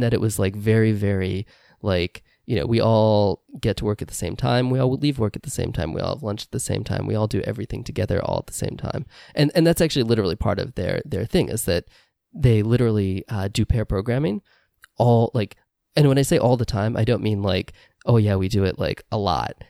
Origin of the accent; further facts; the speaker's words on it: Indiana, United States; moved away; I grew up in Indiana